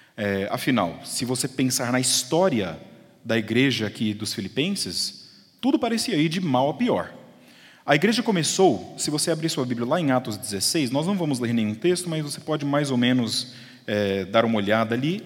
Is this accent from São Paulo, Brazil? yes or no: no; Uberlândia, Minas Gerais, Brazil; moved away as an adult; now in United States; eu nasci em Uberlândia